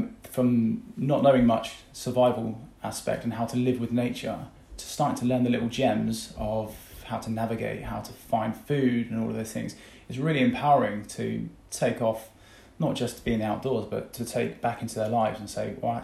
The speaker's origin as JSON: {"language": "English", "area": "Devon", "region": "South West England", "country": "United Kingdom", "tie": "born or raised there", "also_born_or_lived": "Eastbourne", "said": "we grew up in Devon, so I had Dartmoor and had the sea kind of on my doorstep"}